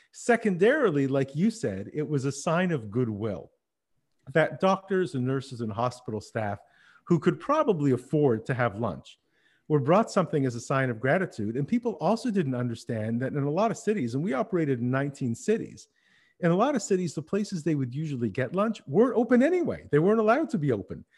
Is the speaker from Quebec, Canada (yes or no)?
yes; Montreal, Quebec, Canada; moved away as an adult; also born or lived in Berlin / Paris; Now, I'm living in Montreal, which is where we settled after coming back from Berlin. It's my hometown